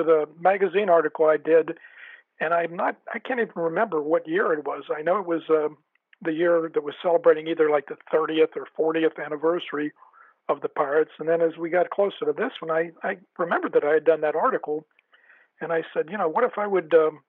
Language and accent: English; Donora, Pennsylvania, United States; I grew up in Denora, Pennsylvania, right across the Monongahela River.